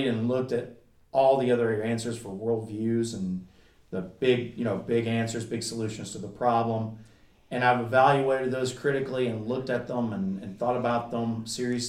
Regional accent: Kentucky, United States; I grew up in Kentucky

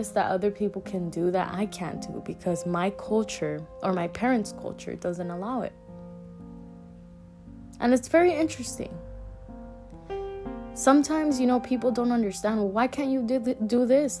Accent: United States; I was born here in the United States. My parents are from Mexico

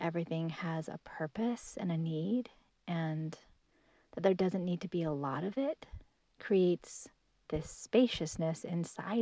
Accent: Washington, United States; I grew up in Washington State

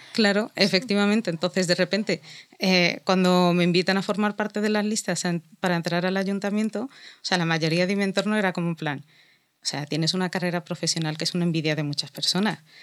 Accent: Spain; soy musulmana, pero también soy española

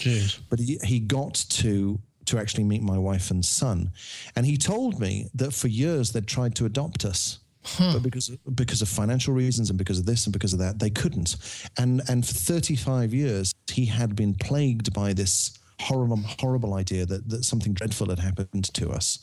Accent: Birmingham, West Midlands, United Kingdom; I'm from Birmingham.

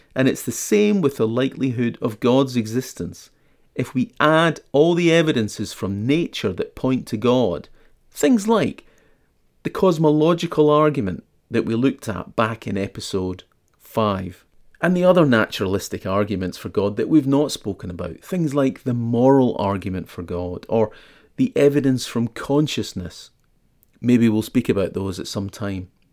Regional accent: Scotland, United Kingdom; I'm Scottish and I attended school during that time period

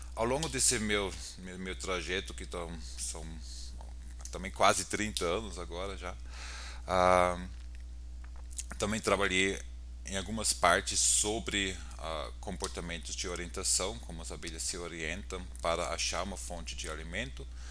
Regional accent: Austria; Portuguese is a second language; moved away as an adult; now in São Paulo, Brazil; eu sou austríaco, ah, trabalho aqui na Universidade de São Paulo atualmente

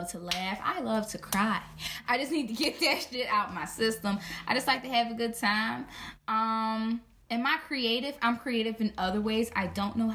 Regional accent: Philadelphia, Pennsylvania, United States; I am from South Philadelphia

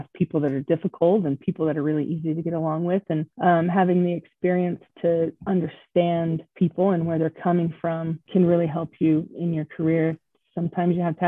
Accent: Pocatello, Idaho, United States; Born and raised in Pocatello

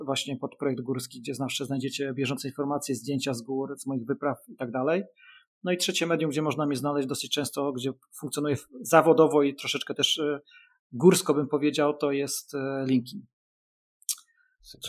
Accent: Gdańsk, Pomeranian Voivodeship, Poland; jestem gdańszczaninem

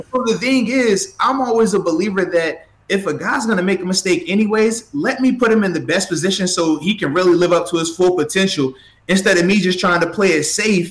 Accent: Portsmouth, Virginia, United States; I'm from Portsmouth, Virginia, where I was born

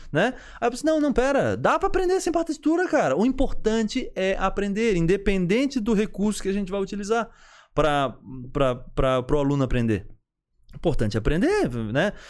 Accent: São José, Santa Catarina, Brazil; also born or lived in Florianópolis; Sou de Floripa, na, eh, na verdade moro em São José minha vida inteira, né?

